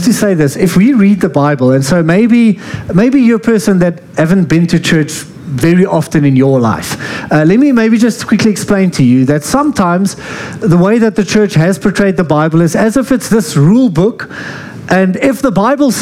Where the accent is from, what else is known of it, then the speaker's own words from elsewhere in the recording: Free State, South Africa; I'm from the Free State